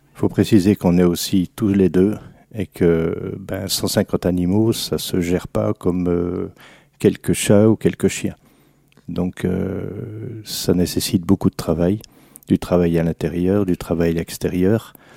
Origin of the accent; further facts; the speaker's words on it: Alsace, Grand Est, France; une spécialité de chez nous en Alsace